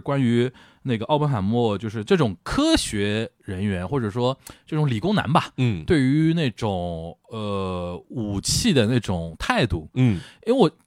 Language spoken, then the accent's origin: Chinese; Shanghai, China; 我们上海人叫横竖横